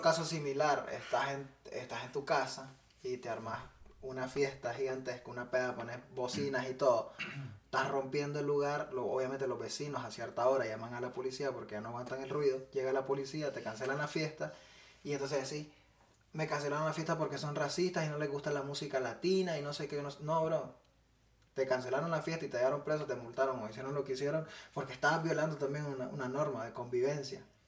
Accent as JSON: {"language": "Spanish", "country": "Nicaragua", "moved": "yes", "lives_now": "United States", "said": "yo soy nicaragüense y estamos en Estados Unidos"}